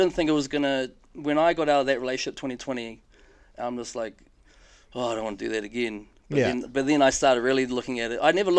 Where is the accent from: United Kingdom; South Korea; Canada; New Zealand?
New Zealand; Palmerston North, Manawatū-Whanganui; Like, yes, I'm from Palmy.